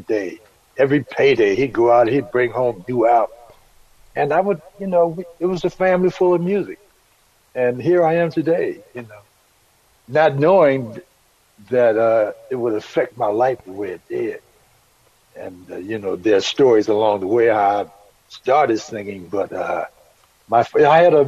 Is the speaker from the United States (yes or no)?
yes; Washington, District of Columbia, United States; I was born and raised in Washington, D.C., 1950